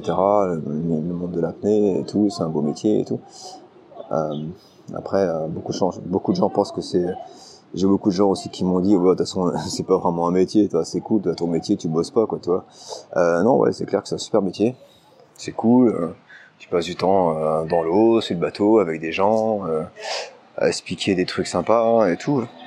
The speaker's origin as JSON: {"language": "French", "country": "France", "also_born_or_lived": "China", "moved": "as an adult", "said": "ça doit faire 10 ans après que je suis parti de France maintenant. Je suis parti, quand j'étais parti en Chine"}